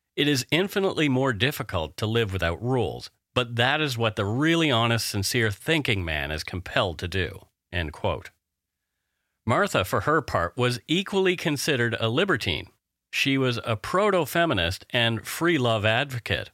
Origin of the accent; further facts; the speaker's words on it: Canada; We are ordinary Canadian schmucks